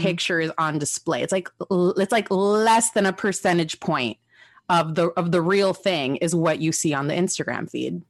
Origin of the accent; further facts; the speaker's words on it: Los Angeles, California, United States; I'm a pocha from Los Angeles. I don't even know anyone in Mexico. Like, all of my family is in California.